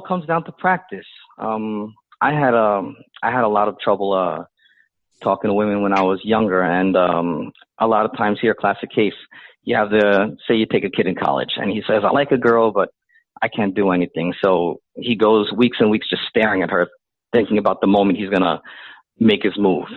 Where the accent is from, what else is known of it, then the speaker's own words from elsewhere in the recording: Philippines; now in United States; I'm Filipino